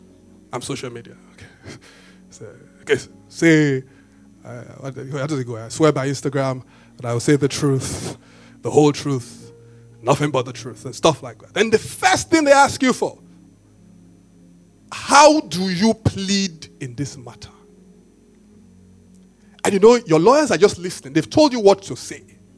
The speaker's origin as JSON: {"language": "English", "country": "Benin", "tie": "born or raised there", "said": "when you guys know me, I tell you, I grew up in Benin"}